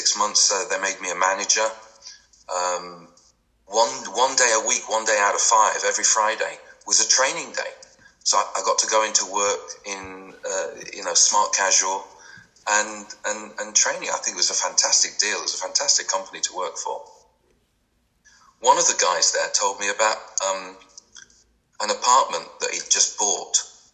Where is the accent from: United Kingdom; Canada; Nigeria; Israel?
United Kingdom; England; moved away as an adult; also born or lived in France; I'm English